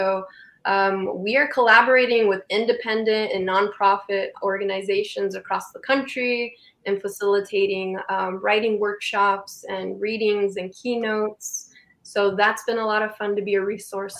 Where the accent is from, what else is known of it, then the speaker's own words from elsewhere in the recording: Calexico, California, United States; also born or lived in San Diego; I moved out of my hometown, which is Calexico, and I moved up to San Diego